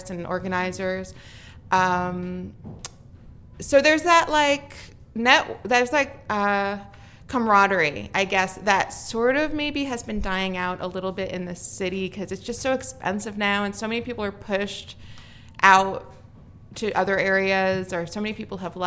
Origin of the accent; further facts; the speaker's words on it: White Plains, New York, United States; also born or lived in Bronx, New York / Yorktown Heights, New York / Bushwick, New York; I was born in the Bronx, raised mostly in White Plains. I went to high school in Yorktown Heights. So actually, this area, the Hudson Valley, is really the hometown for me.